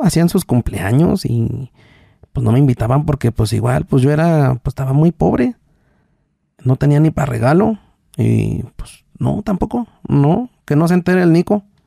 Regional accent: Mexico; de Texmola, se llama la comunidad donde yo nací

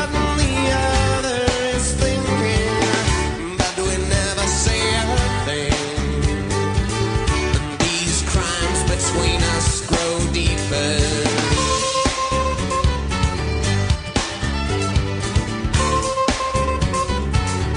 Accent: Indiana, United States; I'm from Indiana.

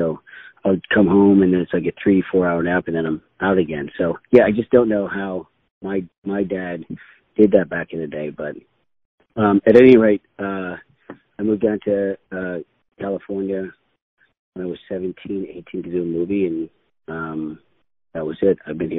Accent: Vancouver, British Columbia, Canada; also born or lived in Dublin, Ireland; I was born in Dublin, Ireland, and my sister and I. I was six. My sister would have been eight, and we emigrated with my mom and dad. We came over to Vancouver, Canada

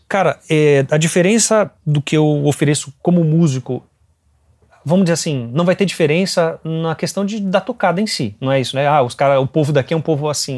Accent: Brazil; eu sou brasileiro

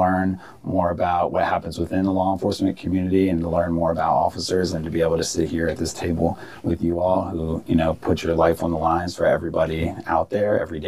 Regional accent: Prince George's County, Maryland, United States; also born or lived in Washington, D.C.; I was born here in D.C. Majority of my family is from D.C., but I was raised in Prince George's County.

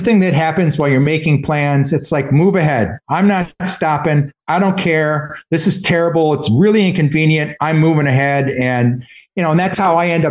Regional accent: Detroit, Michigan, United States; moved away as an adult; now in Boston, United States; But I was born and raised in Detroit.

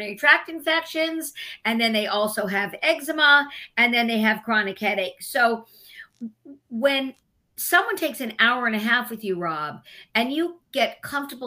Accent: Los Angeles, California, United States; moved away as an adult; also born or lived in Oxford; now in Brooklyn, United States; I'm from Los Angeles, Hollywood, California. I was a childhood actress. I did movies and television growing up

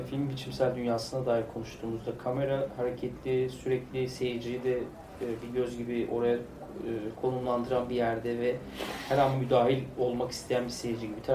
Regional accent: Van, Turkey; Hatta Bahçesaray ben de Van'da büyüdüm.

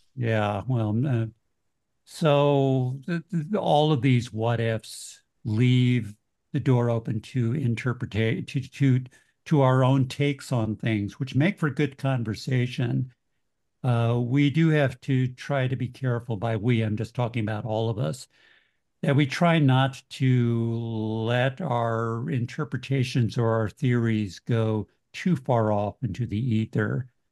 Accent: Kansas City, Missouri, United States; moved away; also born or lived in Urbana-Champaign, Illinois; I'm from Kansas City originally

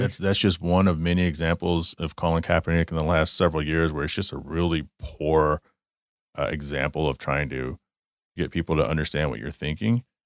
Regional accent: Garland, Texas, United States; I grew up in Garland, Texas.

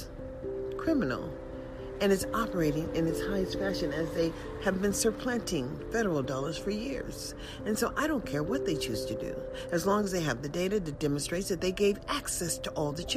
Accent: United States; also born or lived in Las Vegas; as an American citizen

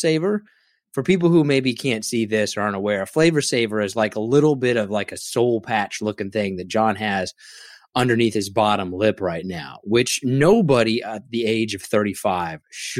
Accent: Derby, Kansas, United States; moved away; I grew up in a smaller town.

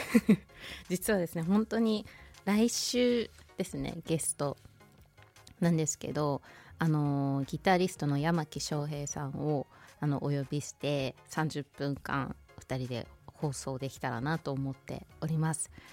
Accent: Hokuto, Hokkaido, Japan; 北斗市私出身なんですよ

